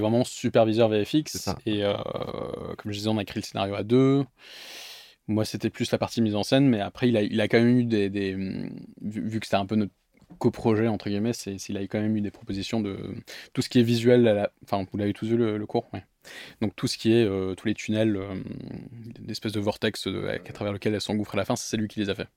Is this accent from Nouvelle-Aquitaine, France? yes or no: yes; Bordeaux, Nouvelle-Aquitaine, France; moved away as an adult; also born or lived in London, United Kingdom / Paris, France; je suis arrivé en France donc à 6 ans, j'ai grandi à Bordeaux dans le Bordelais jusqu'à mes 18 ans, j'ai fait toute ma scolarité à Bordeaux